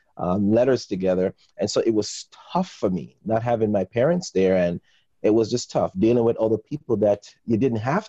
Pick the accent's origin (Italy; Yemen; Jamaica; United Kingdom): Jamaica; I'm originally from Jamaica